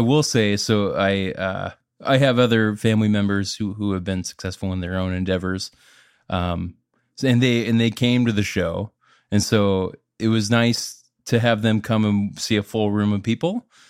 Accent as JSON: {"language": "English", "region": "Minnesota", "country": "United States", "moved": "as an adult", "lives_now": "Nashville, United States", "said": "I'm from Minnesota"}